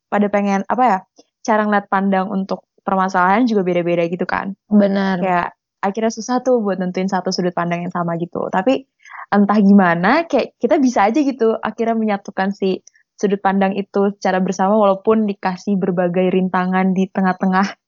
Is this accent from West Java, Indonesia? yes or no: yes; Bandung, West Java, Indonesia; kebetulan kan kita anak Bandung gitu ya